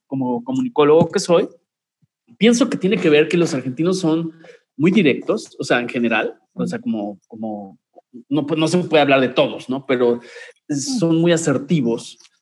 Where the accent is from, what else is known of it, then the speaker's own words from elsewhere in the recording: Mexico; como mexicano